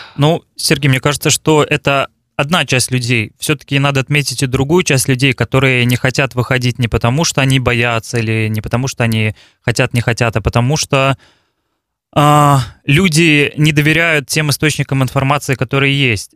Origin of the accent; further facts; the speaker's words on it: Balakovo, Saratov Oblast, Russia; also born or lived in Moscow; Я из России, родился в городе Балаково Саратовской области, как его еще называют Волжская Венеция.